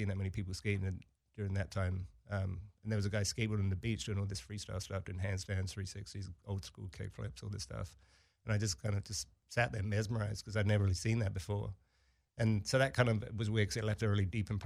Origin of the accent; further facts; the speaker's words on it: Brighton, South East England, United Kingdom; moved away; I grew up in Brighton